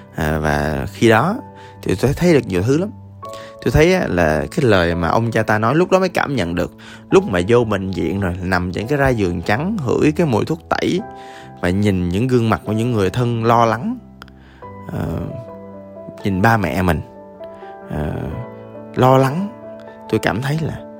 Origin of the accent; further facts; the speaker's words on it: Da Lat, Lam Dong, Vietnam; moved away; tôi ở à, đà lạt lúc đó quê tôi